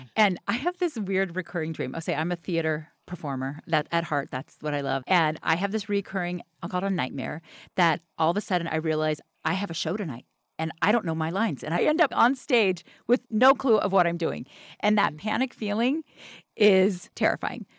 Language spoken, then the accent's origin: English; the South, United States; I'm from the South